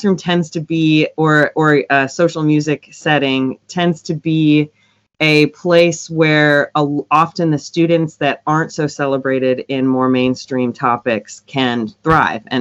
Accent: Michigan, United States; now in Nashville, United States; I'm from Michigan originally, but I'm based in Nashville now

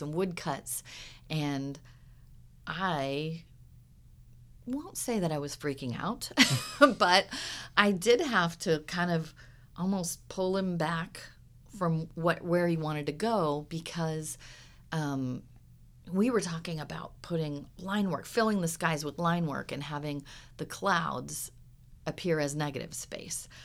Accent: Huntington Beach, California, United States; I grew up, like I said, well, down by the beach in Huntington Beach

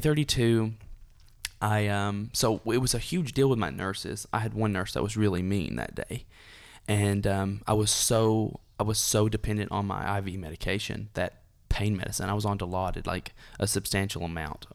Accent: Dunlap, Tennessee, United States; I was born and raised in Dunlap, Tennessee

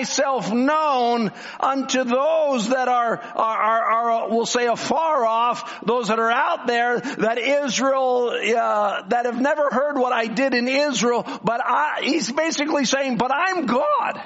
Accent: Canada; I'm from Canada

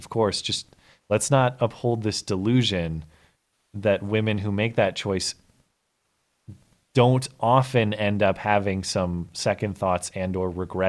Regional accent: Australia; As an Australian, I understand I haven't got a horse in this race

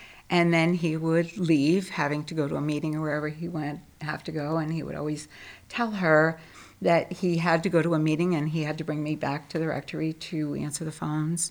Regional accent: Trumbull, Connecticut, United States; also born or lived in Bridgeport; moved when I was five to Trumbull, and grew up in an extremely devout family

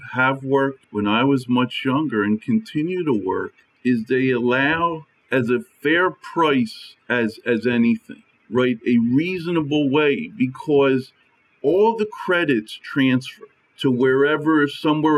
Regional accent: Pennsylvania, United States; I'm from Pennsylvania

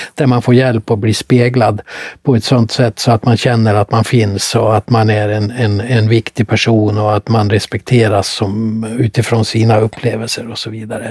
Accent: Mora, Dalarna County, Sweden; Jag kom från Mora

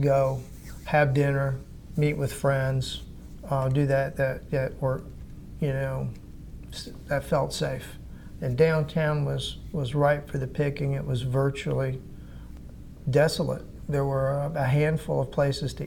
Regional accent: Atlanta, Georgia, United States; now in Anderson, United States; growing up in Atlanta

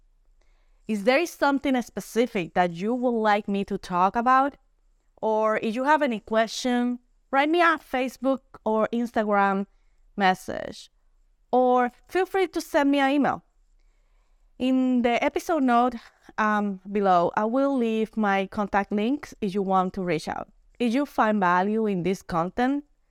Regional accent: Puerto Rico; I am from Puerto Rico

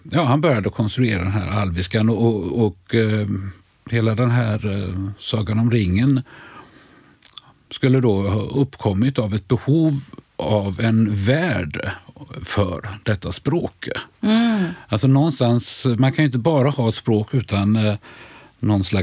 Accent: Sweden; Det känns, som svensk känner man ju sig lite, undrar man lite vad som är på gång i den där skildringen.

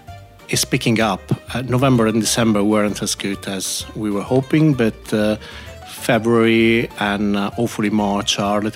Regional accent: Bologna, Emilia-Romagna, Italy; now in Birmingham, United Kingdom; I'm from Bologna

